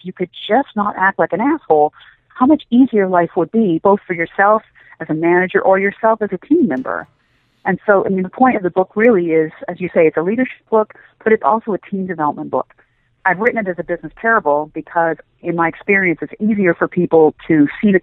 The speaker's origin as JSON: {"language": "English", "country": "Canada", "also_born_or_lived": "Middle East / Asia / Washington, D.C.", "moved": "as an adult", "said": "I'm Canadian originally, and then found myself working in the Washington, D.C. area"}